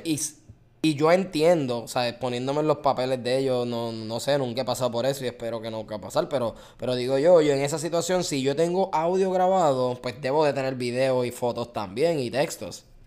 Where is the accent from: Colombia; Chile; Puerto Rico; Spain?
Puerto Rico; moved away as an adult; now in Florida, United States; nosotros somos puertorriqueños